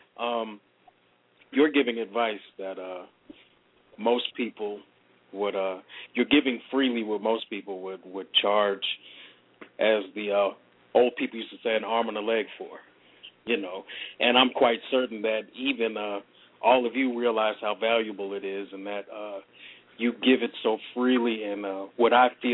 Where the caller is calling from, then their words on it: Atlanta, Georgia, United States; I'm calling from Atlanta, Georgia